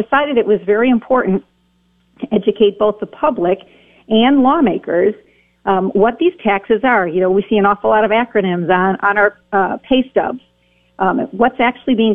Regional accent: Wisconsin, United States; I work out of my home state of Wisconsin

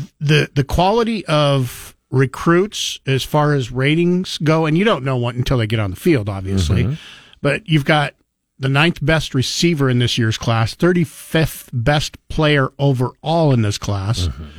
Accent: Grangeville, Idaho, United States; where I grew up in around Grangeville, Cottonwood

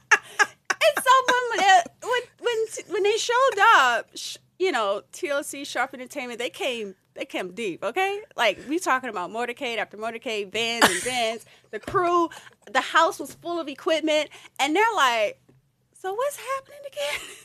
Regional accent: Louisiana, United States; I'm from Louisiana

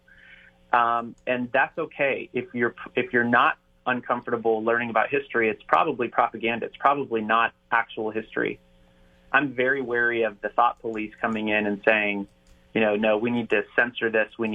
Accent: Northern Virginia, United States; now in Ohio, United States; I grew up in Northern Virginia

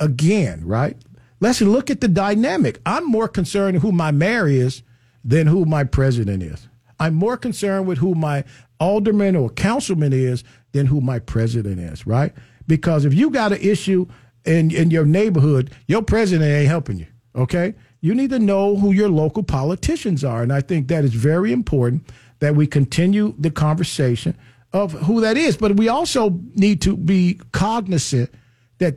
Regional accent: Chicago, Illinois, United States; I come from Chicago. One of my first summer jobs in Chicago

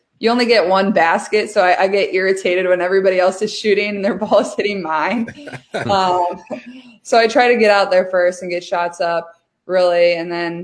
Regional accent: Iowa, United States; also born or lived in West Des Moines; I'm from Iowa.

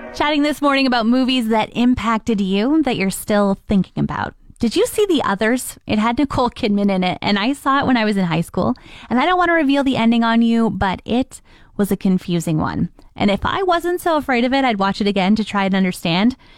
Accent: Ontario, Canada; now in Fort McMurray, Canada; I'm from Ontario

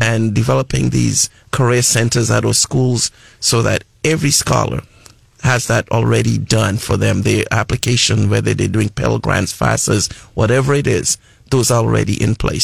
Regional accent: Trinidad & Tobago; moved away as an adult; also born or lived in New Mexico / Lubbock, Texas; now in United States; I'm originally from the Caribbean islands of Trinidad and Tobago

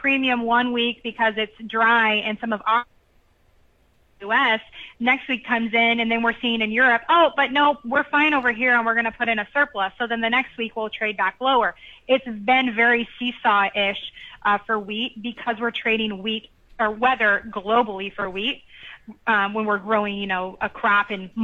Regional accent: Illinois, United States; moved away; I'm from Illinois originally

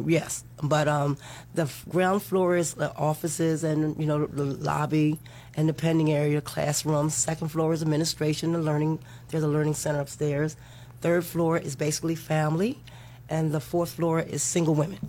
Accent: Maryland, United States; moved away as an adult; now in Florida, United States; I'm from Maryland. I moved here about 10 years ago

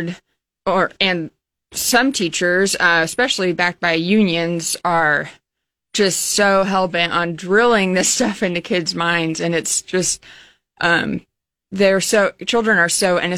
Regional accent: Hastings, Nebraska, United States; moved away as an adult; now in Lincoln, United States; I'm from Hastings, but I moved to Lincoln in 2013, so I've been here 10 years.

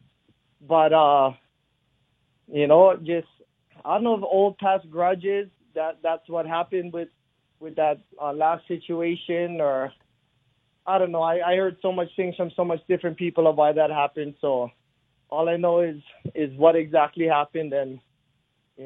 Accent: Hawaii, United States; I grew up in Hawaii in the 80s.

